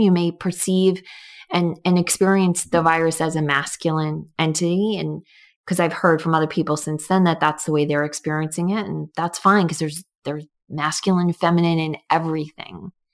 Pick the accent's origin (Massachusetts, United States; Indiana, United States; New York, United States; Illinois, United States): New York, United States; now in Connecticut, United States; I grew up in New York